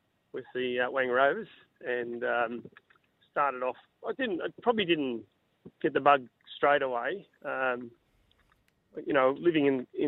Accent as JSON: {"language": "English", "town": "Wangaratta", "region": "Victoria", "country": "Australia", "tie": "born or raised there", "said": "I grew up in Wangaratta, Victoria"}